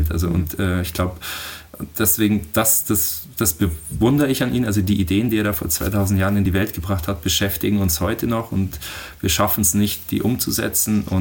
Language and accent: German; Oberammergau, Bavaria, Germany; Also ich bin in Oberammergau geboren und hier aufgewachsen